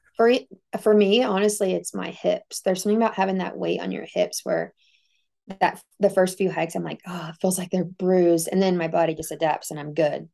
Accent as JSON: {"language": "English", "region": "Texas", "country": "United States", "moved": "as an adult", "said": "I came from Texas"}